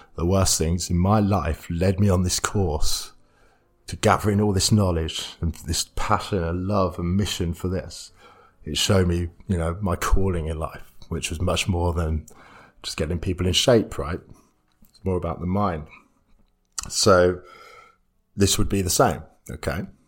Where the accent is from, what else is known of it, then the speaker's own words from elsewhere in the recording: Stamford, East Midlands, United Kingdom; moved away as an adult; also born or lived in Leeds; i am living back in my hometown, Stamford